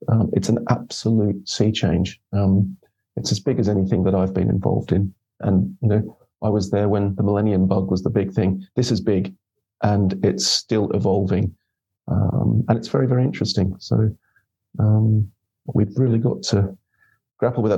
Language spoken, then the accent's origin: English; Australia; now in United Kingdom; I'm Australian.